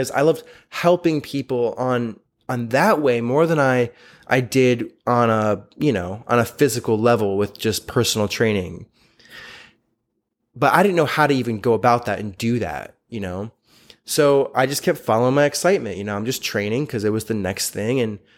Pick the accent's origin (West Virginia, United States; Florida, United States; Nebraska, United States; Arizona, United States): Florida, United States; It was in New York. I was from Florida.